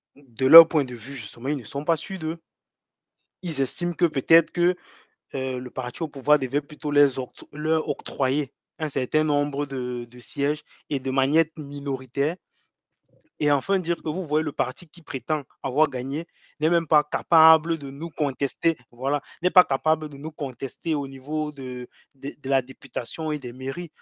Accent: Cameroon

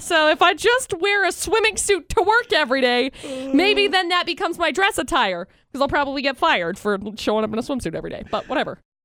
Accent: Utah, United States; we live in Utah.

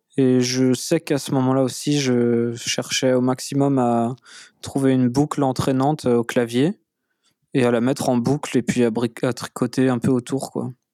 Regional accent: Nantes, Pays de la Loire, France; je suis né à Nantes

